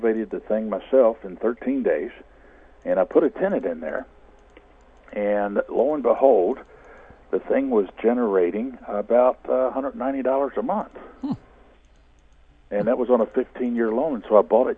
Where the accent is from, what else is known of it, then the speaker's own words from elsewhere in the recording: Louisville, Kentucky, United States; here in my hometown in Louisville, Kentucky